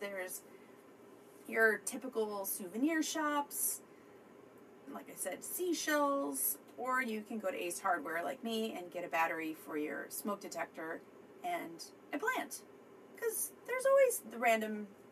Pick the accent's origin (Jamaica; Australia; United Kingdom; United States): United States; Midwest; I'm from the Midwest. I'm not from Florida.